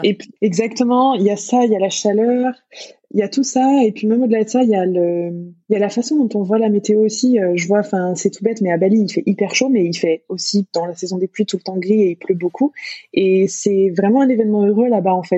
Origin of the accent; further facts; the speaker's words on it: France; moved away as an adult; j'ai pu quitter la France, euh, partir voyager. Donc, c'est pour ça qu'aujourd'hui, je suis nomade. Donc, Donc, je suis partie de France